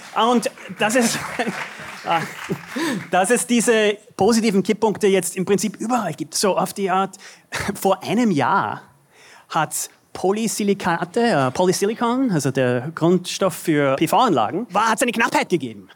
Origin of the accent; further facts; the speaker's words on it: United States; wir als Amerikaner